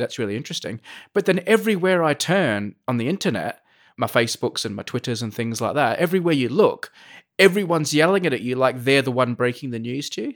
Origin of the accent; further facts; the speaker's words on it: Adelaide, South Australia, Australia; moved away; I come from Adelaide